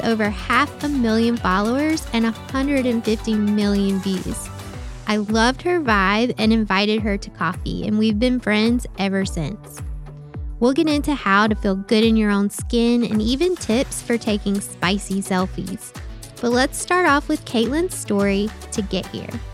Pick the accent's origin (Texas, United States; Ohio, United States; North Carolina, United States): North Carolina, United States; outside of Raleigh and Clayton; moved away as an adult; also born or lived in New York / Boston; I grew up outside of Raleigh and Clayton